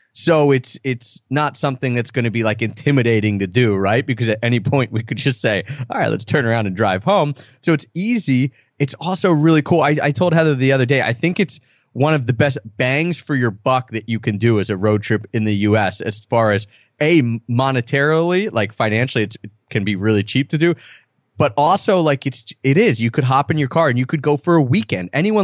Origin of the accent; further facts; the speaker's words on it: Pennsylvania, United States; it's just that I'm in my home state. Even though I don't know that area that well, like Chambersburg area, I've probably been through there like three times.